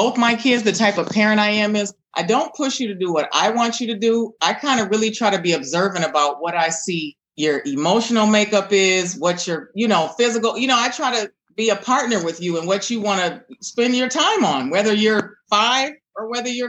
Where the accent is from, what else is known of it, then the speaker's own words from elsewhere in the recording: Minneapolis, Minnesota, United States; also born or lived in Hopkins, Minnesota; Well, I'm a native Northsider. I grew up on the North Side with a very strong community, kind of involved family.